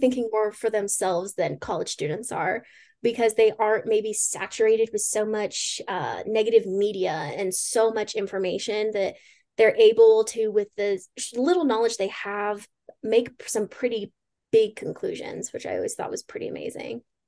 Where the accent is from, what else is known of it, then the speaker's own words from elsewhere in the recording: Pueblo, Colorado, United States; moved away as an adult; also born or lived in Spokane, Washington; I am originally from Pueblo, Colorado, born and raised. It's, grew up there my whole life.